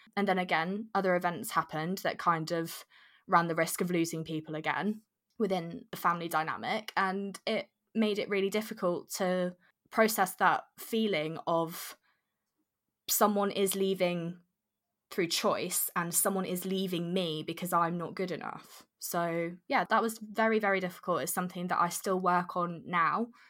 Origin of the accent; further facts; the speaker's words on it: Jersey; moved away as an adult; I was born and brought up in Jersey from very young